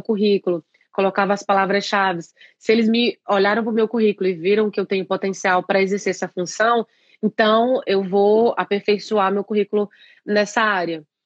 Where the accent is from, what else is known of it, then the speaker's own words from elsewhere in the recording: interior of Pará, Brazil; moved away as an adult; also born or lived in São Paulo, Brazil; now in Ireland; Sou do interior do Pará, no Brasil